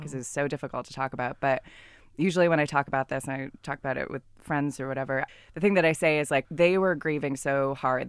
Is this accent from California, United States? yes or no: yes; California, United States; I'm from California